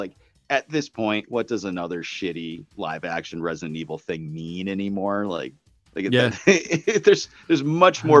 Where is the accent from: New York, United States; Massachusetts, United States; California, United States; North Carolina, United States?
Massachusetts, United States; Holyoke; I grew up in Holyoke, Massachusetts